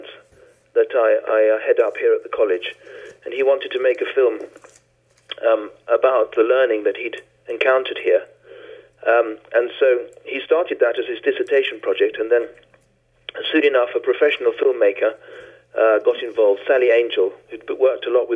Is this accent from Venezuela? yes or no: yes; Venezuela; I was born in Venezuela, in South America